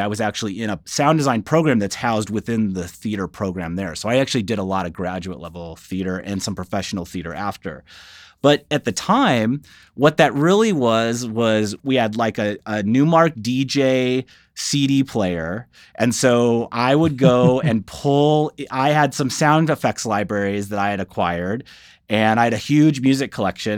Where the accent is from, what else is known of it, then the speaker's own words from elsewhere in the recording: Saint Louis area, rural Illinois, United States; moved away; I grew up in the Saint Louis area, so, but in rural Illinois, about an hour north